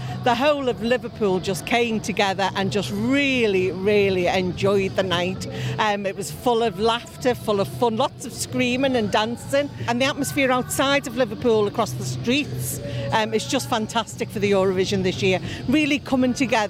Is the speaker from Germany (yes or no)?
yes; Germany; born there; I'll be dressing as Germany. I was born in Germany. My dad was in the army.